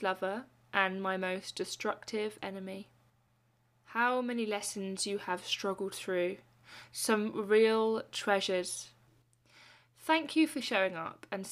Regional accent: Lewes, South East England, United Kingdom; I'm from Lewes, where bonfire night is huge and probably the most favourite day of my year

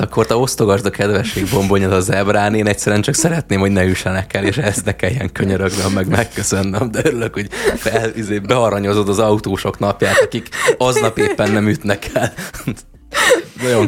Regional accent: Hungary; Nekem magyarként

